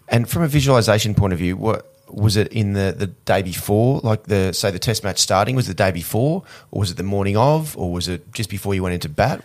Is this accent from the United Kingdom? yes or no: no; Australia; growing up in Australia